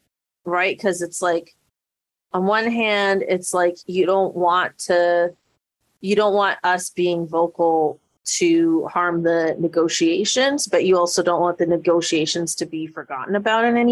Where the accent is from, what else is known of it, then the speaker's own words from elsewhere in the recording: Canada; as a Canadian here